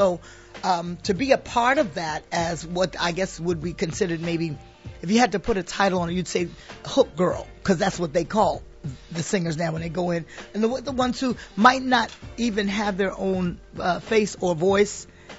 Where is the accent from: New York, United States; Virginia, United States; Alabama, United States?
New York, United States; New York City; also born or lived in Bronx; I'm from Harlem.